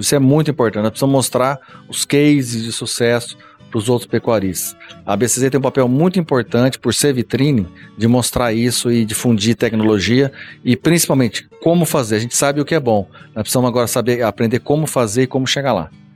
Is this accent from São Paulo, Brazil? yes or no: no; Paraná, Brazil; moved away; eu sou do Paraná, nasci no Paraná.